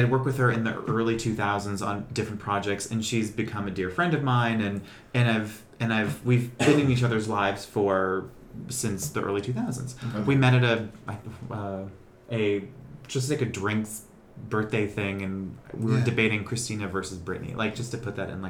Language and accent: English; Boston, Massachusetts, United States; Grew up in Boston, working class, five kids, you know, father's a landscaper, work nights as well, housewife mom.